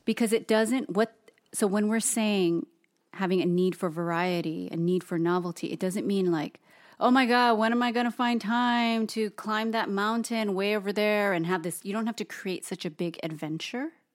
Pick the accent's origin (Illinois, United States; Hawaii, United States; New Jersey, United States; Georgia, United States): Hawaii, United States; both Toast and I being born and raised in Hawaii